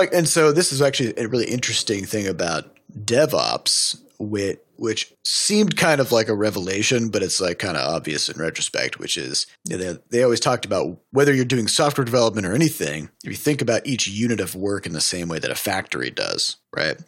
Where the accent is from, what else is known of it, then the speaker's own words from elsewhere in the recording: United States; I'm an American